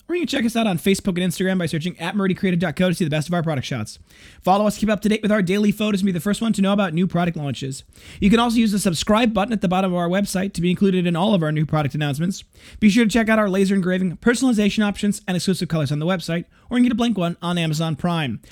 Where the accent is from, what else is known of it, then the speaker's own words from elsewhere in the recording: Janesville, Wisconsin, United States; the Parker Penn Company, which was in my hometown, as well as the local G M plant